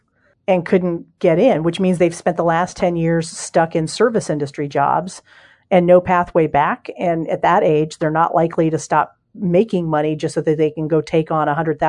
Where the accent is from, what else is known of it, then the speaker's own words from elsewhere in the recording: Ohio, United States; I spent years growing up in Ohio, and I lived in Cincinnati.